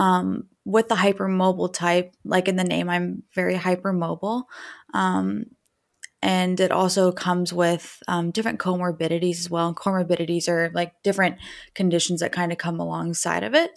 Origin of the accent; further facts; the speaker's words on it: Dayton, Ohio, United States; also born or lived in Indiana; I'm from Dayton, Ohio